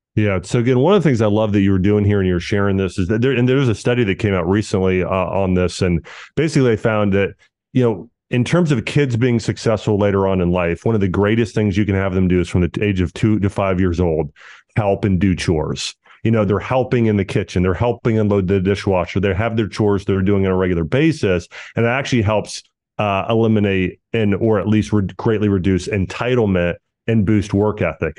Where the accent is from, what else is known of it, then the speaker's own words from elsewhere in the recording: Ohio, United States; growing up in the Midwest and Ohio